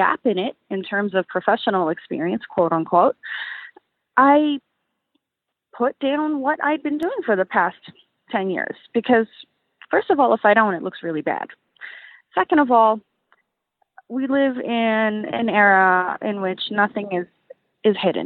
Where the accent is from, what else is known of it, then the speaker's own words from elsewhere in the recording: New York City, New York, United States; I'm from Brooklyn, New York